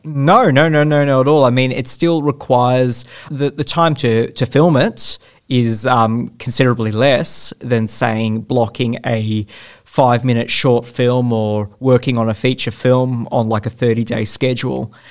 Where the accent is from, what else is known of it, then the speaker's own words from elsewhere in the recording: Australia; naturally being an Australian filmmaker